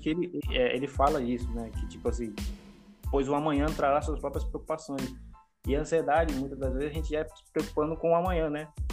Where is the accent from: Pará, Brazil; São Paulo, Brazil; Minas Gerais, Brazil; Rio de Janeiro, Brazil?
Pará, Brazil; now in Maranhão, Brazil; eu não sou do Maranhão, sou do Pará, né? Eu sou morando aqui.